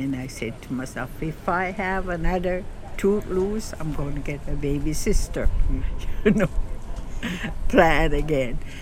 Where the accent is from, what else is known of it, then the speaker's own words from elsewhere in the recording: Elsipogtog First Nation, New Brunswick, Canada; I was born here in Reserve and I was born, and then they told my dad that it was a girl.